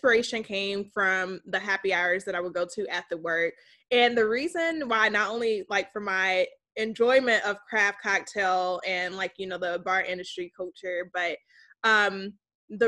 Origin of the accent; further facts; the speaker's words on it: South Holland, Illinois, United States; moved away; also born or lived in Washington, D.C.; I'm from Chicagoland. I grew up in South Holland, Illinois, went to Marian Catholic High School